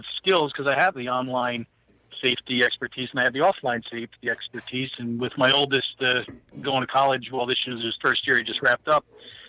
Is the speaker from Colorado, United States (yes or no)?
no; New Jersey, United States; now in Wilkes-Barre, United States; I'm from New Jersey.